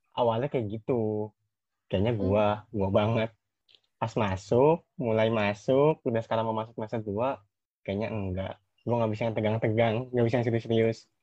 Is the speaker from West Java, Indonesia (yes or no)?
yes; Bogor, West Java, Indonesia; keinginan gua keluar dari Bogor, Nes. Gua kan orang Bogor